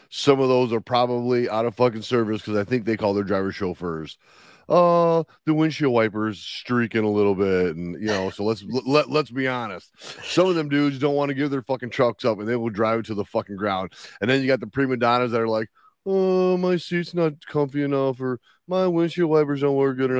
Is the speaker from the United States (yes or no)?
no; Russia; I mean, I'm from Russia. I went to school in Minnesota or Canada.